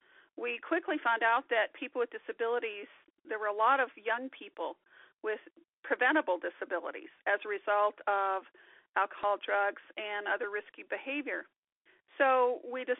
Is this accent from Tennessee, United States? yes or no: no; Milks Camp community, Gregory County, Rosebud, South Dakota, United States; I'm from the Milks Camp community and over here in Gregory County, part of the Rosebud.